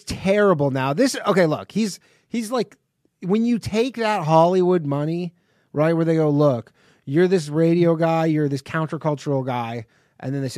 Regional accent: Canada; now in New York, United States; I'm from Canada, but we're in New York right now.

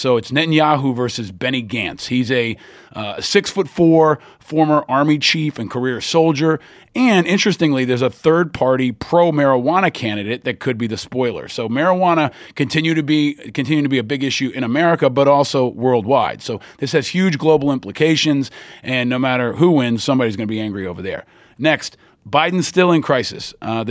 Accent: New York, United States; It actually conflicts me because I'm a Giants fan and I'm a New Yorker, and there's this like Dunkin' Donuts foothold in Massachusetts and New England

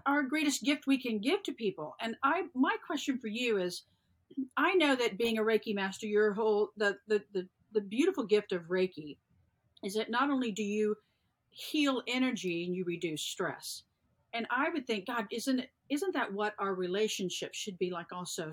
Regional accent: the South, United States; I was born and raised in the South

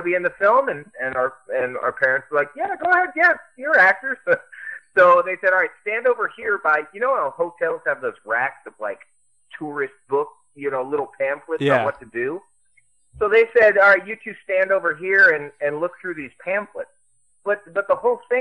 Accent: Manhattan Beach, California, United States; I'm from Manhattan Beach, born and raised

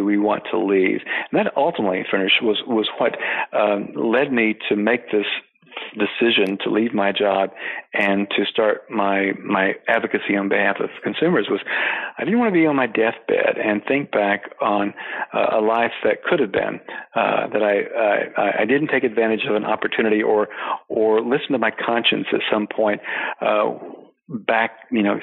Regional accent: eastern Tennessee, United States; moved away as an adult; also born or lived in Washington; I grew up on a small farm in eastern Tennessee

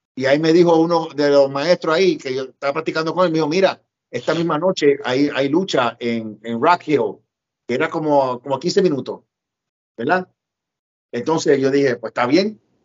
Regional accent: Puerto Rico; moved away as an adult; also born or lived in New York City, United States; yo me crié en Puerto Rico, pero viví con mi mamá cuatro años en Nueva York, después me fui a Puerto Rico con mis abuelos otra vez

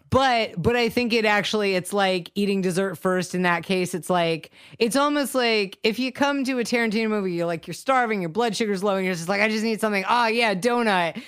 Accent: Savannah, Georgia, United States; I'm from Savannah

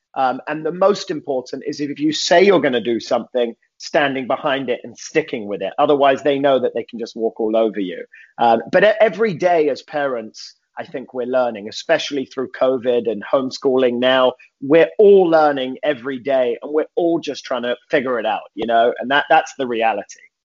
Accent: London, United Kingdom; moved away as an adult; now in Los Angeles, United States; born and raised in London, England

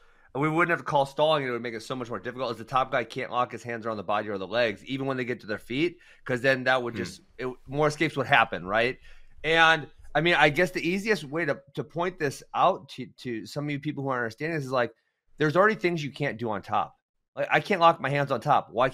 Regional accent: Wisconsin, United States; since we're from Wisconsin

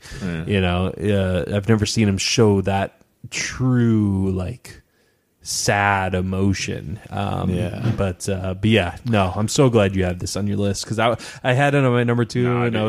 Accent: Midwest, United States; I love that I come from the Midwest. I know Philadelphia is not technically the Midwest, but like it feels home to me.

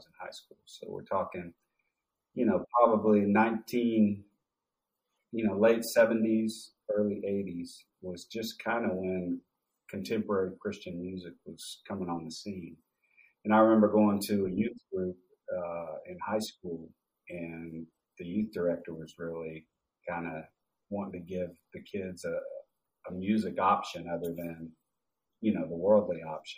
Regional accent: Enid, Oklahoma, United States; Enid, Oklahoma, my hometown.

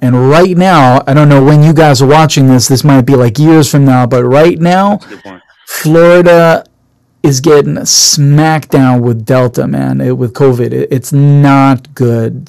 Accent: Jerusalem, Jerusalem District, Israel; now in United States; born and raised in Israel

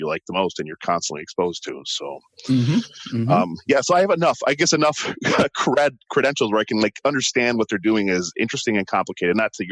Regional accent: Milwaukee, Wisconsin, United States; I'm from Milwaukee, and Milwaukee, you know, has plenty of coast

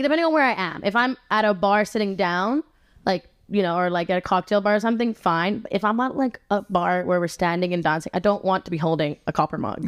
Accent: Rome, Lazio, Italy; accent: Roman; now in Los Angeles, United States; I grew up in Rome

